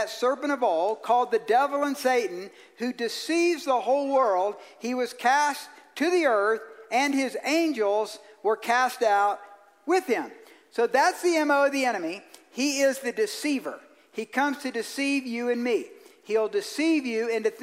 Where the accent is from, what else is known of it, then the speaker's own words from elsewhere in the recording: Georgia, United States; I'm from Georgia.